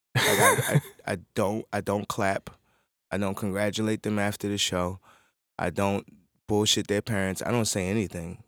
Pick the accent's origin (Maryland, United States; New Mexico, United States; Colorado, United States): Maryland, United States; Baltimore; also born or lived in New York City, New York; I grew up in Baltimore City